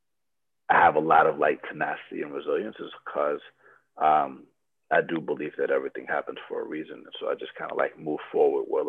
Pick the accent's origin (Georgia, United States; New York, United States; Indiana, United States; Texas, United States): Georgia, United States; Atlanta; also born or lived in Loma Linda, California; I grew up in Atlanta, Georgia